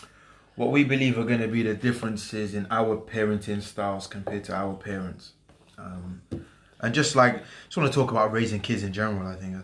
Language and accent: English; Wales, United Kingdom; I'm from Wales.